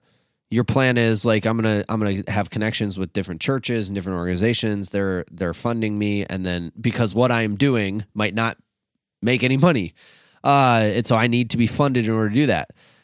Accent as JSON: {"language": "English", "town": "Rochester", "region": "Minnesota", "country": "United States", "tie": "born or raised there", "said": "we grew up in Rochester, which is like literally nicknamed Med City."}